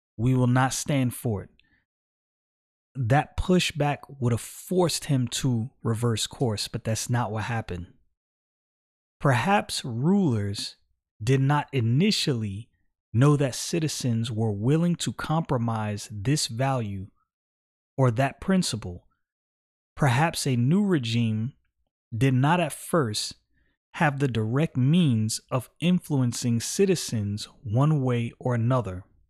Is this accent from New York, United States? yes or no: yes; New York City, New York, United States; I was born in the United States of America, Brooklyn, New York. This is my homeland